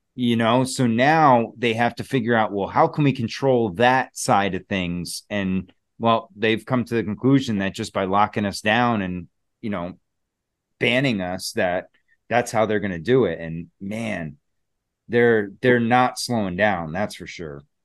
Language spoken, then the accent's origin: English; New Jersey, United States; I was born in New Jersey